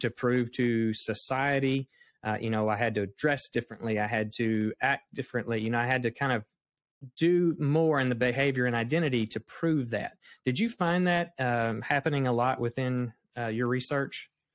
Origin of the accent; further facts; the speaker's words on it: the Bible Belt, United States; I'm from the Bible Belt. I was raised here